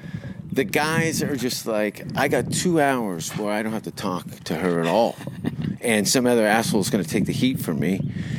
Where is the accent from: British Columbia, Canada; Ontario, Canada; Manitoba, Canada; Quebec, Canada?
Ontario, Canada; Hamilton; moved away as an adult; now in Los Angeles, United States; growing up in Canada, in Hamilton.